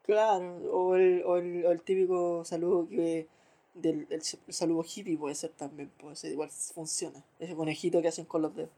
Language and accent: Spanish; Chile; si soy chileno, estoy en Chile, pongo y estoy en Chile